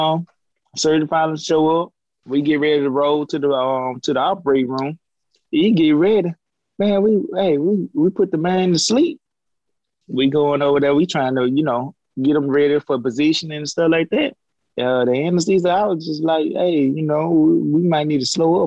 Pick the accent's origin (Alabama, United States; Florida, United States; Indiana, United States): Alabama, United States; Jackson; moved away; my hometown, Jackson